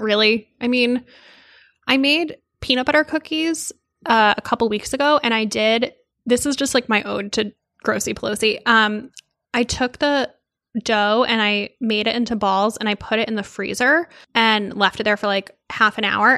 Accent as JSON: {"language": "English", "area": "outside of New Haven", "region": "Connecticut", "country": "United States", "tie": "born or raised there", "said": "I grew up outside of New Haven"}